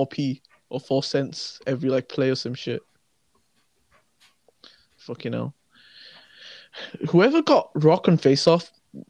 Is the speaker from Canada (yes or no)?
no; United Kingdom; as a British man